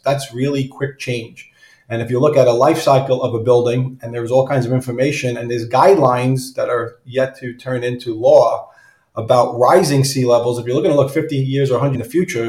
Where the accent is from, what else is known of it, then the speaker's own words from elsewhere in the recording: New York City, New York, United States; also born or lived in Staten Island; I'm from New York City proper. I live just outside the city in Staten Island.